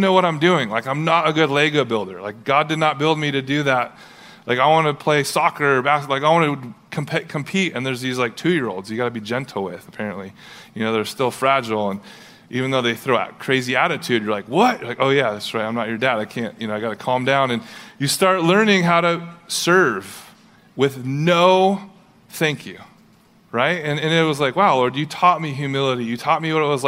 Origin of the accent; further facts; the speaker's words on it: Huntington Beach, California, United States; I grew up in Southern California, Huntington Beach, surfer